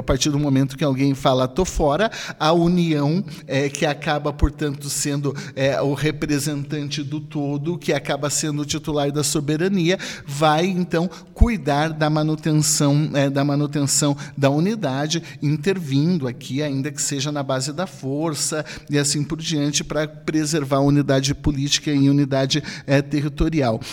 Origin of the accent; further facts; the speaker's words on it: Brazil; todos somos brasileiros